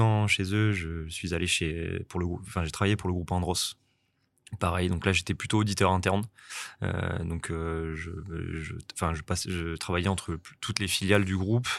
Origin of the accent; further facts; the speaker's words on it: Angoulême, Nouvelle-Aquitaine, France; also born or lived in Bordeaux; now in Nice, France; je suis originaire d'Angoulême, donc en Charente